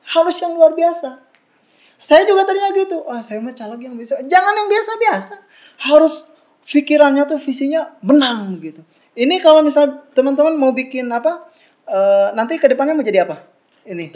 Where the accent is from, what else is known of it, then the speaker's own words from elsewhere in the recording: Bandung, West Java, Indonesia; Saya dari TK, lahir, SD, SMP, SMA, kuliah, S1, S2 di Bandung semua